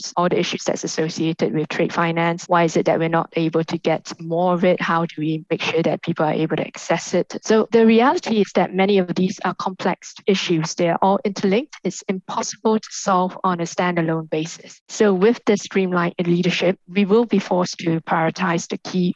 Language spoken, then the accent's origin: English; Singapore; I'm a Singaporean. I grew up in a multicultural international trading hub